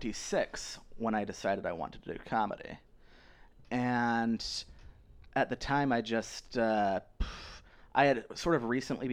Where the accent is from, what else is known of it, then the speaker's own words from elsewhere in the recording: Utah, United States; Yeah, I grew up in Utah. I grew up Mormon, not Jewish.